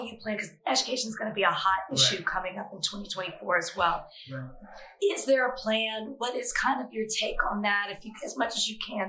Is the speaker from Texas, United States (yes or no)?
yes; Texas, United States; I'm from Texas.